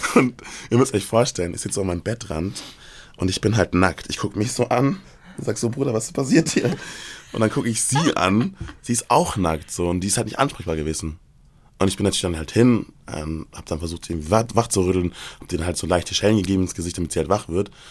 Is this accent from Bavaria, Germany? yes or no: yes; Erlangen, Bavaria, Germany; moved away; ich bin ja ursprünglich aus Bayern, ich komme ja aus Erlangen